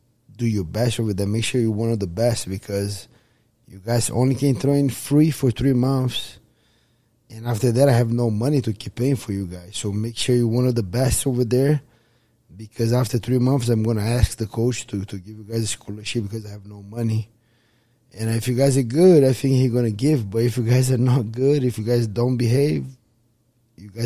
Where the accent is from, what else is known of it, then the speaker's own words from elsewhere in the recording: Rio de Janeiro, Brazil; moved away as an adult; Growing up in Brazil was very hard.